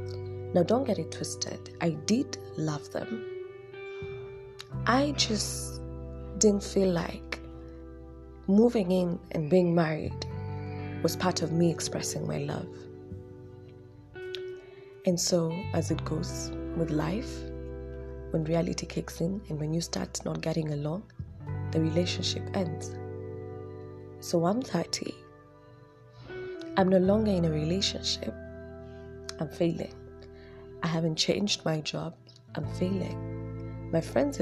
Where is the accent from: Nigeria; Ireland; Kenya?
Kenya; Nairobi; I'm from Dandora